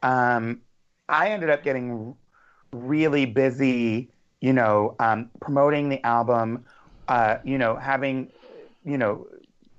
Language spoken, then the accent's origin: English; New York City, New York, United States; I am a New Yorker